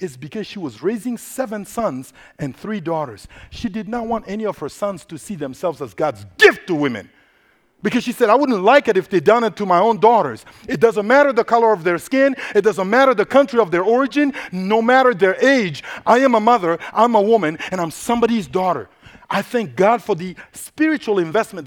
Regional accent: Central African Republic; first language Sango; English is a second language; moved away; I am originally from the Central African Republic, located in the heart of Africa.

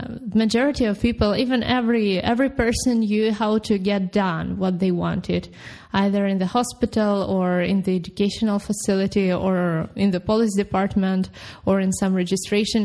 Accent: Ukraine; moved away as an adult; also born or lived in Kyiv, Ukraine; now in Wrocław, Poland; I am originally from Ukraine, where I lived for the most of my life.

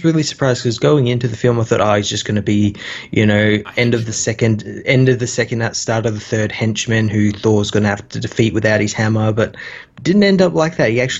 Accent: Australia

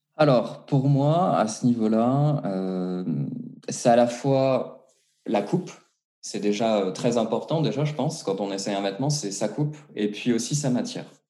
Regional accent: Strasbourg, Grand Est, France; moved away as an adult; now in Geneva, Switzerland; je viens de Strasbourg, du coup, donc en Alsace. J'ai débarqué à Genève il y a à peu près euh, un peu plus de deux ans maintenant

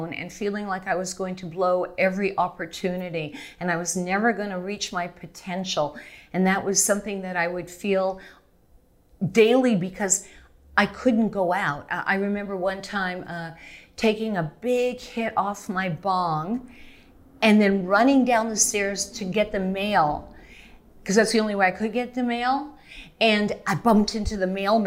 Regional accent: Canada; moved away; I'm Canadian

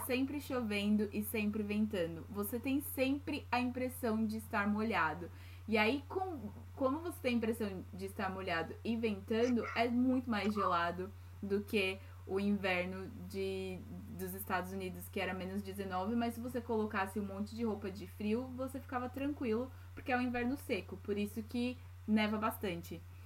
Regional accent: São Paulo, Brazil; accent: paulista; moved away as an adult; also born or lived in Bahia / Maryland, United States; now in Edinburgh, United Kingdom; Na verdade, eu nasci na Bahia, mas fui uhum. para São Paulo com um mês de nascida, então a gente considera mesmo de São Paulo.

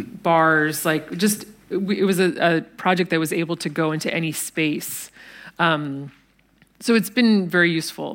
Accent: United States; speaking as an American

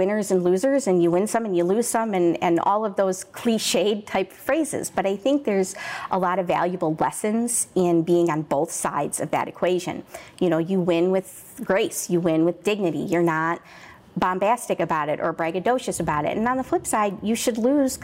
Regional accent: Aurora, Illinois, United States; I grew up in Aurora, which is, 10, 11 miles from where we are right now

